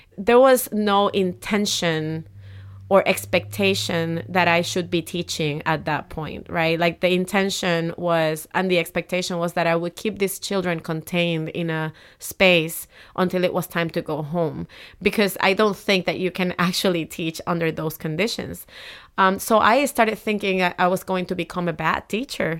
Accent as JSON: {"language": "English", "town": "Humacao", "country": "Puerto Rico", "tie": "born or raised there", "moved": "yes", "said": "I grew up in Humacao, uh, a small town, uh, in the eastern coast of Puerto Rico."}